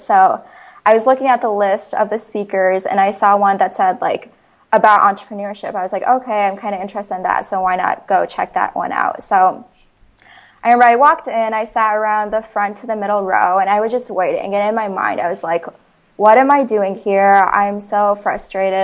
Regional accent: Ames, Iowa, United States; I was born and raised in Ames, Iowa.

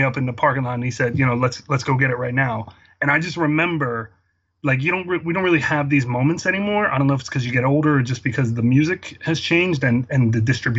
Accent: outside Philadelphia, Pennsylvania, United States; I grew up outside Philadelphia in the suburbs

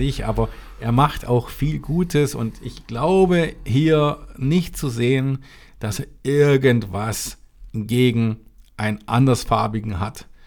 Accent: Germany; das dürfen wir als Deutscher sagen

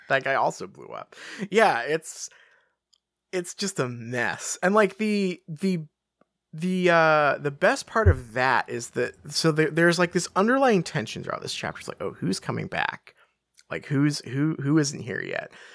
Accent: England, United Kingdom; I'm English

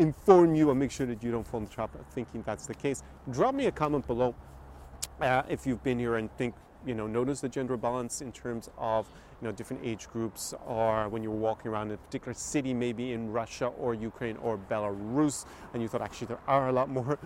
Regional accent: Ireland; moved away; Although I grew up in Ireland

